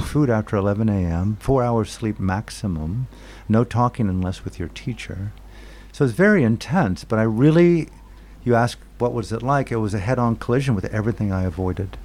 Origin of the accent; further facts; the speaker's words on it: United States; moved away as an adult; also born or lived in Burma; As an American, I grew up in a war culture